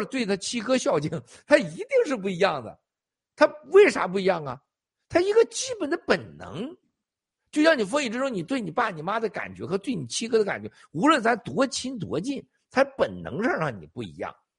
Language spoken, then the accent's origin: Chinese; China; moved away; 我们中国人